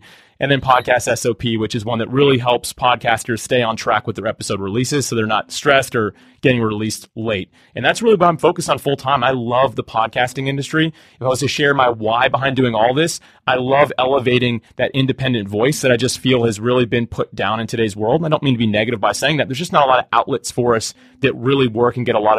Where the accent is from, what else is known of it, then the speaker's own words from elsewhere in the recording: Jacksonville, Florida, United States; I grew up in Jacksonville, Florida, still live here